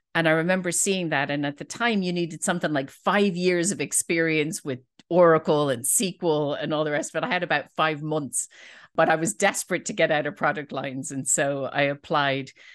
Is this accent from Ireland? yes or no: yes; Dublin, Leinster, Ireland; I'm from Dublin